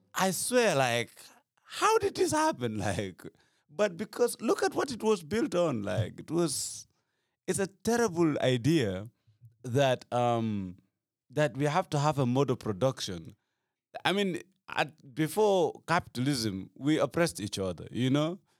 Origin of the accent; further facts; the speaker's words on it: Gambia; I come from Gambia